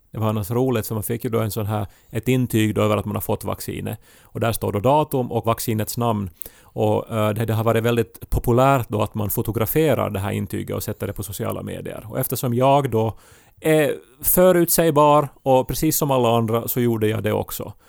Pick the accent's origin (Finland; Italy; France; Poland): Finland; är jag finländare